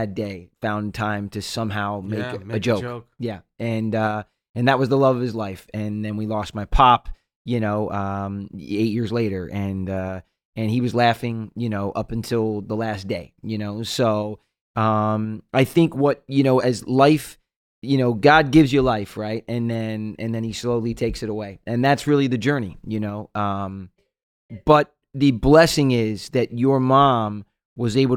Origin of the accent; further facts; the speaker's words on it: Jersey Shore, New Jersey, United States; we grew up on the Jersey Shore. We get houses every year on the water.